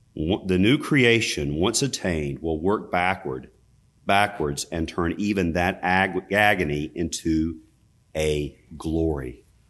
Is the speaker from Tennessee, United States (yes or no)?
no; Richmond County, North Carolina, United States; where I grew up in Richmond County, North Carolina